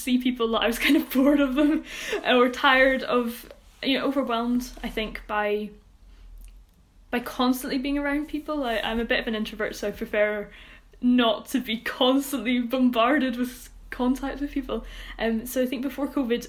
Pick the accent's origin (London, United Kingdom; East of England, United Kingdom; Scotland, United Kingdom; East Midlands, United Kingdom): Scotland, United Kingdom; Troon; my hometown, which is Troon